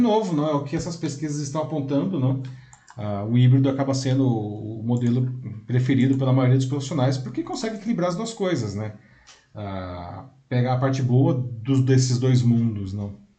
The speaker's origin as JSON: {"language": "Portuguese", "country": "Brazil", "said": "Sou brasileiro"}